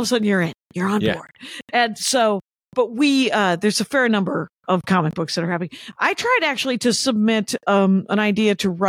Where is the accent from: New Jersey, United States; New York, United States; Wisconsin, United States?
Wisconsin, United States; Milwaukee area; I'm from the Milwaukee area.